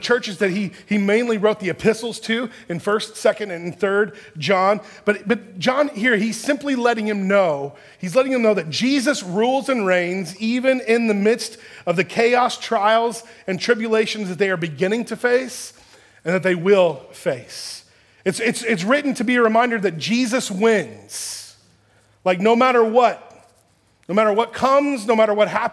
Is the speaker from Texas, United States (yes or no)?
yes; Texas, United States; I grew up in Texas